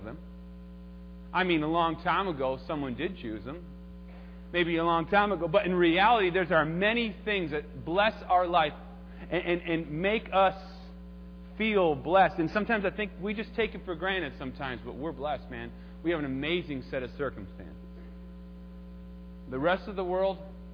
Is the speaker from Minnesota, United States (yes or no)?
yes; Minnesota, United States; I'm from Minnesota